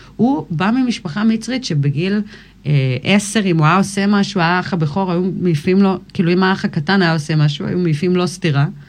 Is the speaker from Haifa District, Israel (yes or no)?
no; Kfar Vradim, Northern District, Israel; also born or lived in United States / Miami, Florida / Ga'aton; נולדתי בארצות הברית, ובגיל שלוש עלינו לארץ. ואז הייתי פה עד גיל 16